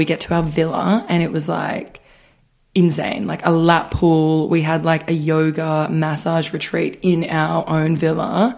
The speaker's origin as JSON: {"language": "English", "country": "Australia", "said": "I'm from Australia."}